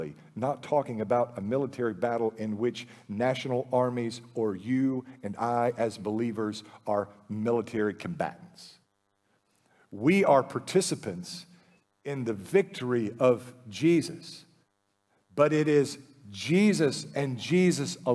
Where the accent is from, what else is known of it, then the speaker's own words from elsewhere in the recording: United States; We live in the lap of luxury as American Christians